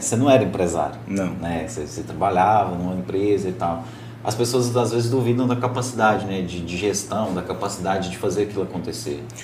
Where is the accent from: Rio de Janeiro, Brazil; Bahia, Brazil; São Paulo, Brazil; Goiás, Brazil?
Goiás, Brazil; Morrinhos; now in Caldas Novas, Brazil; eu sou de Morrinhos